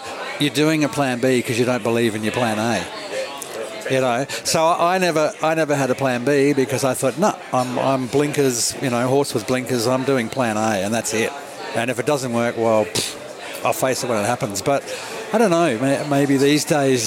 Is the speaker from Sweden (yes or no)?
no; Sydney, New South Wales, Australia; also born or lived in Melbourne; I was from Melbourne, so I didn't follow. We moved to Sydney when I was 8